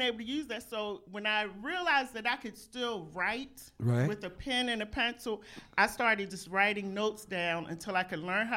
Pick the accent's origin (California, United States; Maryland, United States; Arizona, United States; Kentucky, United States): Maryland, United States; Baltimore; I was born in Baltimore, but my dad is a minister, so I'm a PK